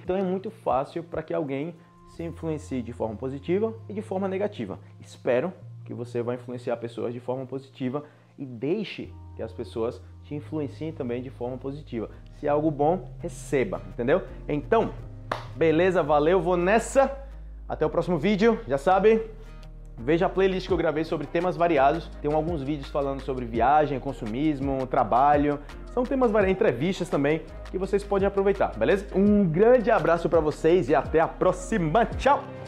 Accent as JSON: {"language": "Portuguese", "country": "Brazil", "moved": "as an adult", "said": "como brasileiro"}